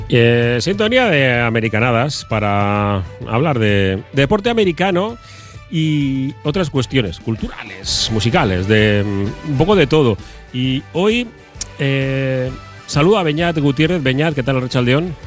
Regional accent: Bilbao, Basque Country, Spain; vivimos aquí, ¿no? Somos de Bilbao y no estamos en Estados Unidos.

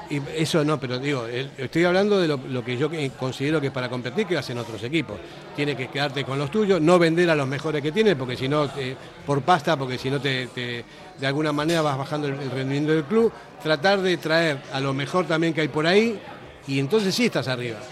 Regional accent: Argentina; now in Basque Country, Spain; Yo siendo argentino, vine aquí

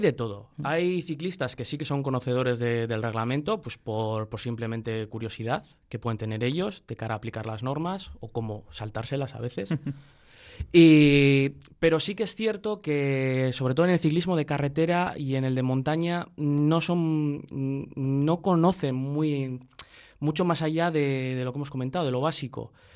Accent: Bilbao, Basque Country, Spain; de aquí de Bilbao, pues, pues como buen bilbaíno

